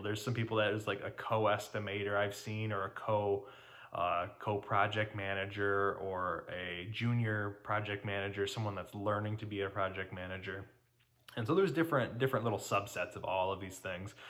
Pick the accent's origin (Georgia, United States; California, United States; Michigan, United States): Michigan, United States; Detroit; I'm from Detroit, Michigan